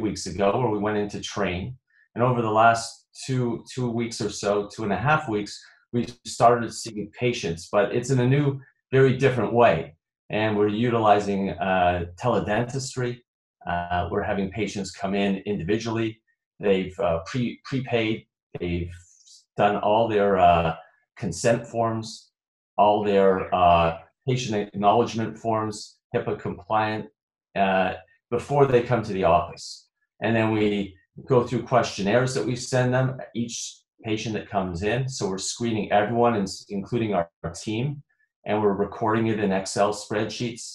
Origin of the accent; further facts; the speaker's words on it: Toronto, Ontario, Canada; now in Illinois, United States; I'm originally from Toronto.